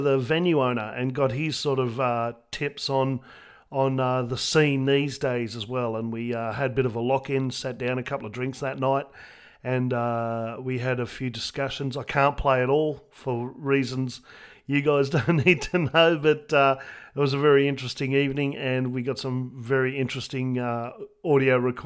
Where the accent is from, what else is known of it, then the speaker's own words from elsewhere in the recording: Perth, Western Australia, Australia; we're all musos from Western Australia, Perth